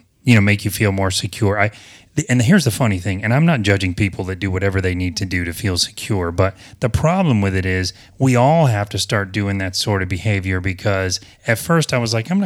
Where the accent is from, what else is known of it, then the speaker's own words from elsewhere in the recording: the South, United States; I don't know if it's because I'm from the South, and I don't feel like I have a Southern accent too much, but maybe I still do.